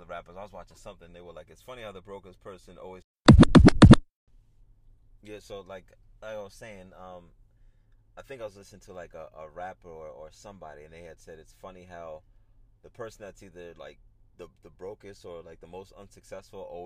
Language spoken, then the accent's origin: English; New York, United States; I'm from New York